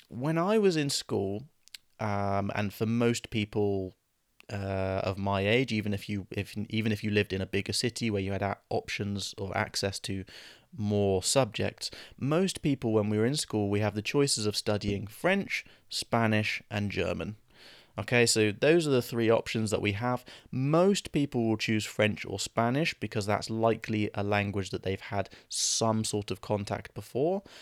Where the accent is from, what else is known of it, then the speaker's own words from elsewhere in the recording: England, United Kingdom; we grow up in England around English speakers